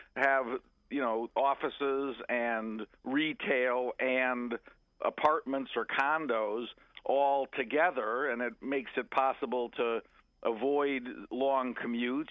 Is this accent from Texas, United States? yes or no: no; Montgomery County, Maryland, United States; I grew up in Montgomery County, which is right next to Prince George's County, Maryland